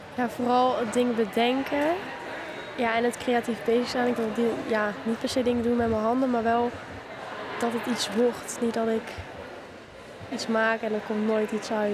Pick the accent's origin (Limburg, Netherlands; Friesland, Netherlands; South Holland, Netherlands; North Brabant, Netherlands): North Brabant, Netherlands; ik kom uit Brabant, uit Rukven